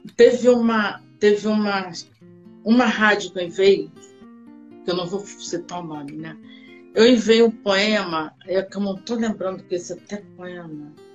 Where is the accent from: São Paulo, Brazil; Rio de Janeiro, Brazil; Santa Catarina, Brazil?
Rio de Janeiro, Brazil; also born or lived in Porto Alegre, Rio Grande do Sul; na realidade eu nasci em Rio Grande do Sul, Porto Alegre. Mas só que eu vim para cá, eu devia ter uns oito meses de idade Aí fui, fiquei aqui no Rio de Janeiro, já sou carioca